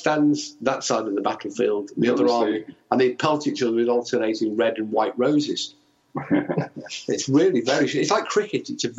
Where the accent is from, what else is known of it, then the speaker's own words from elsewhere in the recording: England, United Kingdom; moved away as an adult; now in Wales, United Kingdom; No, I'm English, living in Wales.